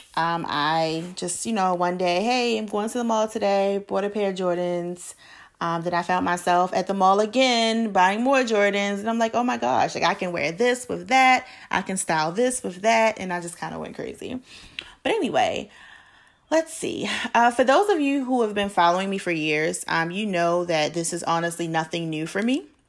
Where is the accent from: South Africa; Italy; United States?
United States; Baltimore, Maryland; now in Charlotte, United States; I am originally from Baltimore, Maryland, born and raised